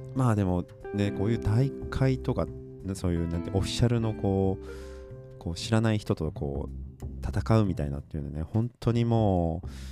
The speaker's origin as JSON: {"language": "Japanese", "region": "Aichi", "country": "Japan", "tie": "born or raised there", "said": "その愛知県僕の出身の地域"}